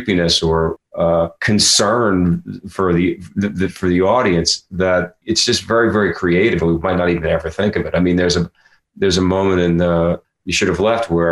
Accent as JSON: {"language": "English", "town": "Philadelphia", "region": "Pennsylvania", "country": "United States", "tie": "born or raised there", "said": "down on Chestnut Street where I grew up in Philadelphia"}